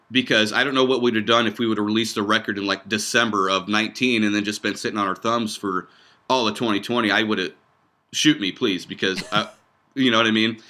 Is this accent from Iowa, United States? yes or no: yes; Iowa, United States; also born or lived in Lincoln; we're about an hour and a half north of there. Um, uh, small town, uh, population like six hundred people is where we grew up